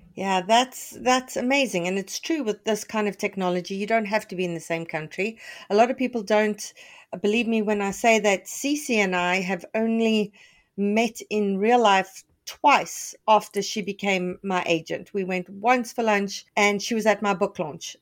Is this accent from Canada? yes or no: yes; Canada; as a Canadian